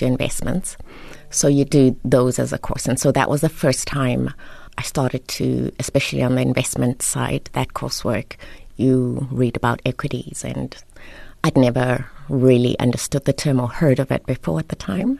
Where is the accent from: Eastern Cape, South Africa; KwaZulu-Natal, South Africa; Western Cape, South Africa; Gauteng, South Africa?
Eastern Cape, South Africa; Queenstown; also born or lived in Lesotho; My dad was Sotho, Mosotho, and my mom was Xhosa from the Eastern Cape. And then when they separated, we moved, all three of us, so I've got two older siblings. We moved to the Eastern Cape with my mom and ended up going to school at Queen's College. Well, my brother was at Queen's College and I was at Queenstown Girls High